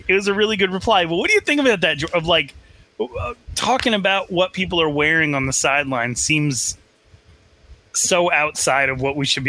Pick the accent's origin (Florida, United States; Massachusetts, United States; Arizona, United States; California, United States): Arizona, United States; Phoenix; Like, y'all, I'm from Phoenix, where they leave babies in the car with the windows rolled up.